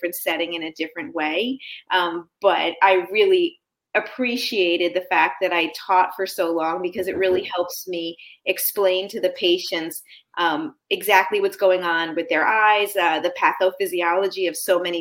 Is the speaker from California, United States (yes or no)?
no; New York, United States; moved away as an adult; also born or lived in Birmingham, Alabama / Davie, Florida; now in Florida, United States; I grew up in New York.